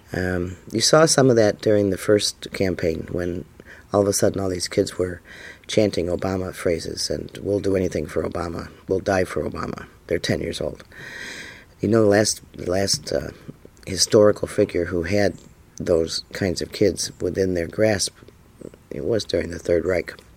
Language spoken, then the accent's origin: English; United States; I, for one, was born in America